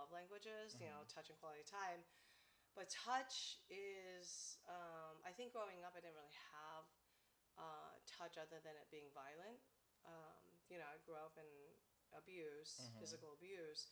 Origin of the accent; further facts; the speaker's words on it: United States; I'm American-born Chinese, and my parents immigrated China, by the way, or Taiwan, kind of thing. And we, you know, so I'm first generation here.